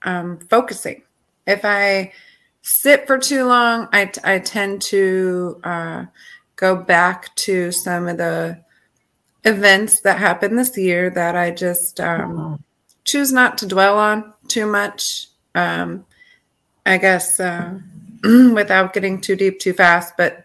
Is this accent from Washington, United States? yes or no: no; Rochester, New York, United States; I'm from Rochester, New York, born and raised here